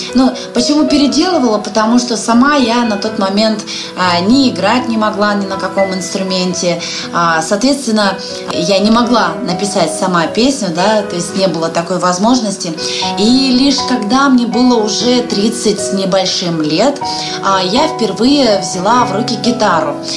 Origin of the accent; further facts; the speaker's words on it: Lake Baikal, Siberia, Russia; now in Saint Petersburg, Russia; Я родилась в Сибири на берегу замечательного, красивейшего озера Байкал. Но вот уже несколько лет я живу в городе Санкт-Петербург